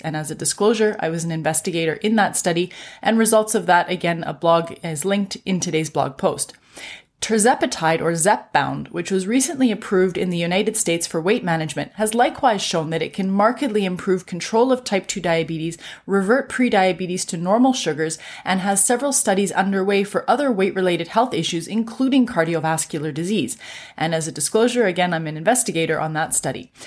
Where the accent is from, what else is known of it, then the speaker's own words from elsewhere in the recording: Canada; I'm a Canadian physician